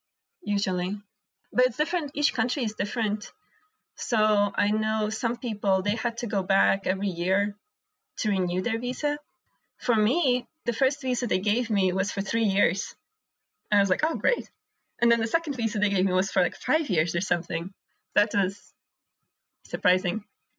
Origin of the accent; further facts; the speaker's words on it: Latvia; born there; English is a second language; since I was born in Latvia, I'm a citizen of a European Union, so I can study anywhere in Europe.